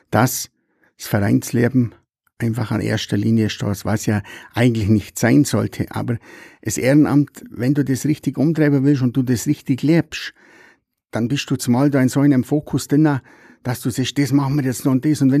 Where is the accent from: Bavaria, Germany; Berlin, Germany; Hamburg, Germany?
Bavaria, Germany; Nesselwang; weil ich halt schon ein sehr bodenständiger, gebürtiger Nesselwanger bin, wie 62 Jahre alt